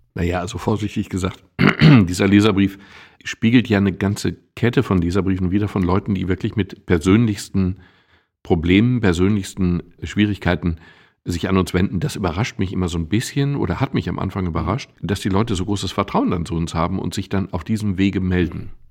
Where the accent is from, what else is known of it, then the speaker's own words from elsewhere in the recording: Castrop-Rauxel, North Rhine-Westphalia, Germany; Mittlerweile sage ich bewusst Castor Brauxel